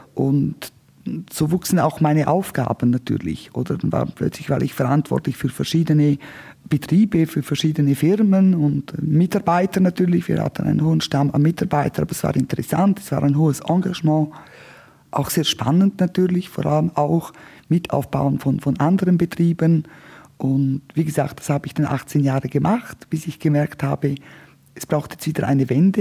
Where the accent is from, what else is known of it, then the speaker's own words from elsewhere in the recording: Martina, Graubünden, Switzerland; Also ich komme aus dem östlichsten Punkt der Schweiz. Ich bin in Martina an der Grenze aufgewachsen.